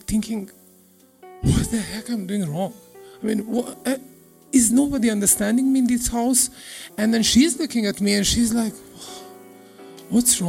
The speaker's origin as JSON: {"language": "English", "country": "Serbia", "second_language": "English", "moved": "yes", "said": "I'm coming from Serbia"}